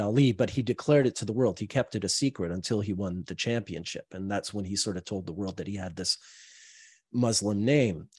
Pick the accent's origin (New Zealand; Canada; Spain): Canada; Montreal, Quebec; I'm from Montreal